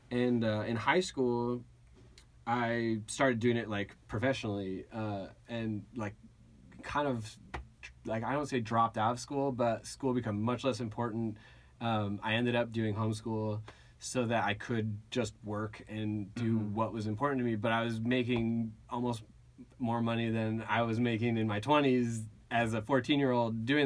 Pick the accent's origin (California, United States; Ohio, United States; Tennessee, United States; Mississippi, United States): California, United States; Agoura; So uh, I grew up in Agoura.